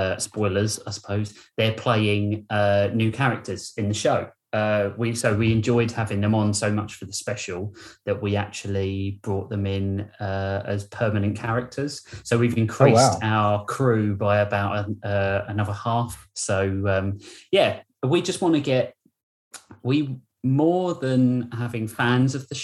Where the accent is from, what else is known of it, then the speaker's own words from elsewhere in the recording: United Kingdom; I'm a Brit.